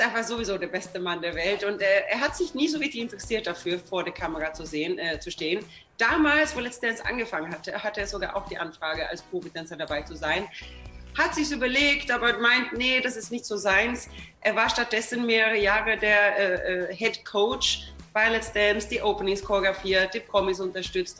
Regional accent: Sweden; now in Germany; ich komme aus Schweden

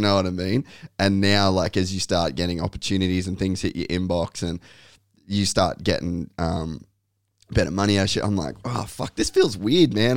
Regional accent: Cairns, Queensland, Australia; I grew up in Cairns

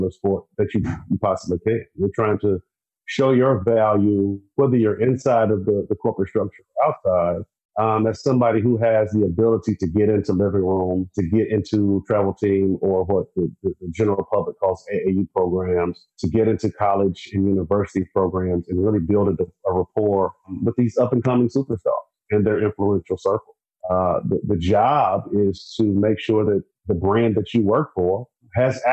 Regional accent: South Carolina, United States; I'm from South Carolina

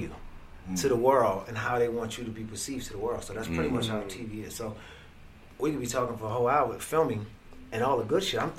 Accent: Brooklyn, New York, United States; So I'm a kid from Brooklyn that came up in the streets slinging crack and weed and selling guns

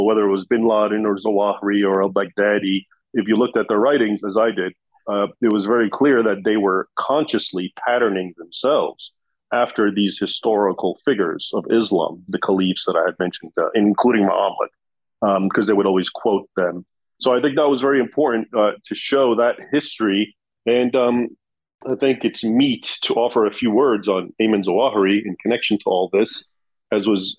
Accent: United States; I was born here in the United States. And so I grew up, I knew Arabic

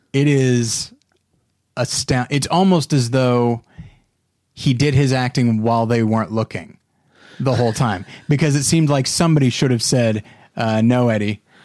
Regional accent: Taft, California, United States; my hometown of Taft, California

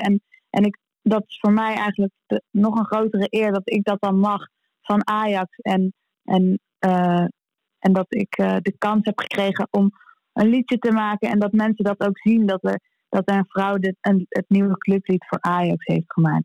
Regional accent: Amsterdam, North Holland, Netherlands; we als Amsterdammer en als, als, als, eh, Ajaziet

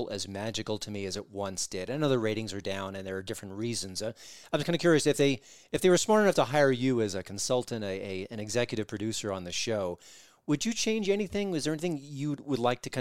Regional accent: Long Island, New York, United States; I grew up on Long Island

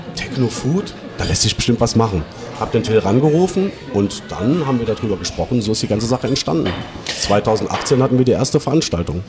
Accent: Traben-Trarbach, Rhineland-Palatinate, Germany; eine kleine Dorfdisco bei uns in Traben-Trabach

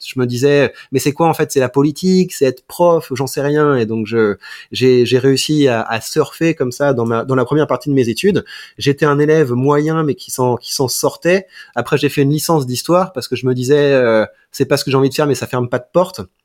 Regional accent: Mantes-la-Jolie, Île-de-France, France; J'ai grandi à Mantes-la-Jolie, donc c'est vraiment la banlieue parisienne

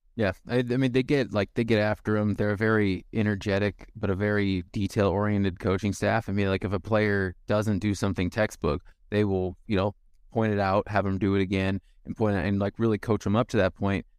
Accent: County 42, Nebraska, United States; I'm from forty-two County

